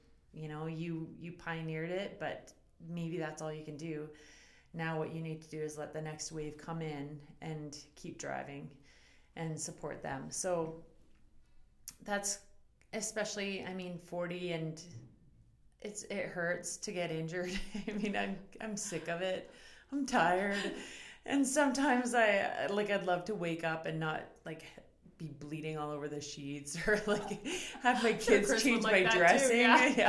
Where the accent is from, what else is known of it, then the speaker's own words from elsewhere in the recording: Beaverlodge, Alberta, Canada; Beaverlodge, Alberta.